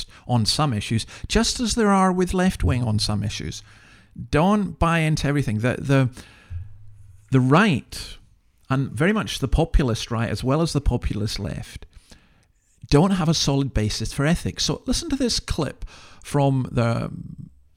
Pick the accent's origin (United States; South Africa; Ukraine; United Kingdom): United Kingdom; Scotland; as a Scot